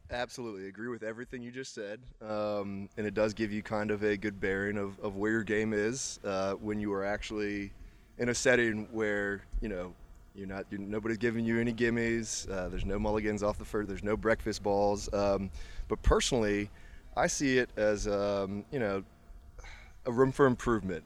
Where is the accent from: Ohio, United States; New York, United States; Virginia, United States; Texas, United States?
Virginia, United States; Charlottesville; now in Richmond, United States; I'm from Charlottesville, Virginia, and I now live in Richmond.